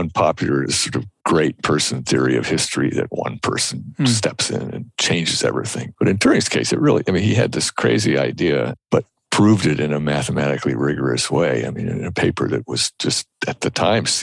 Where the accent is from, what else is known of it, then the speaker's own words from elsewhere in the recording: United States; I'm speaking as an American.